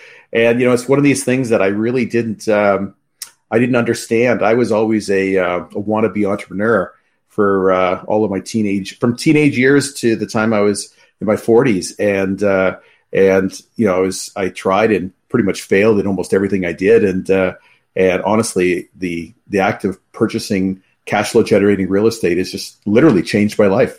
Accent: around Toronto, Ontario, Canada; I'm from around Toronto, Canada, actually.

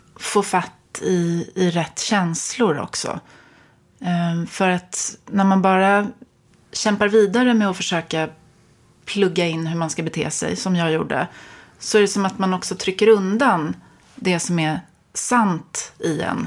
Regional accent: Stockholm, Stockholm County, Sweden; jag är uppvuxen på Östermalm

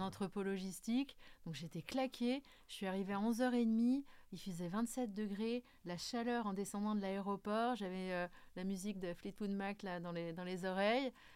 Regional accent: Corsica, France; je suis plus une fille du Sud, hein, je suis corse

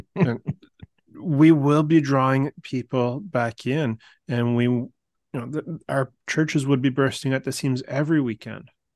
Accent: Canada; us here as Canadian Catholics

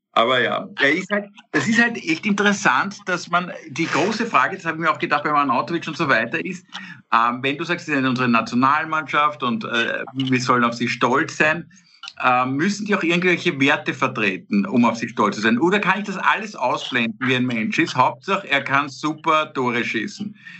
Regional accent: Austria; wir als Österreicher

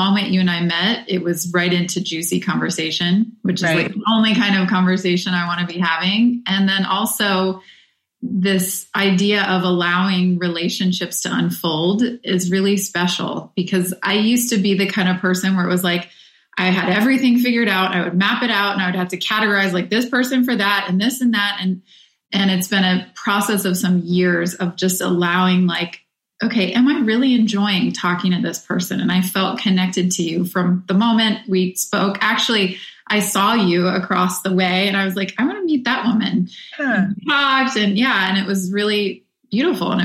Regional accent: Midwest, United States; I grew up in the Midwest, so just very regular kind of growing up

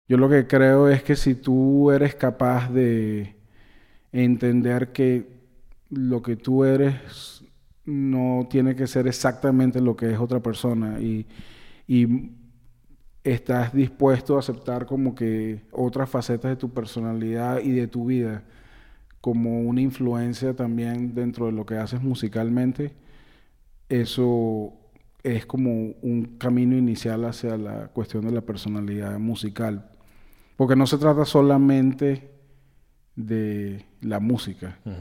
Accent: Venezuela; moved away as an adult; also born or lived in California / New York; now in Spain; yo me fui de Venezuela muy verde

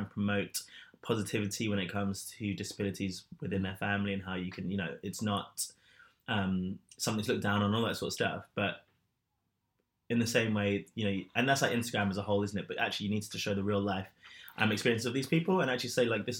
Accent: London, United Kingdom; I grew up in London.

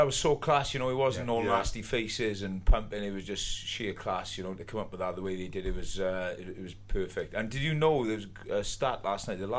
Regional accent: Wales, United Kingdom

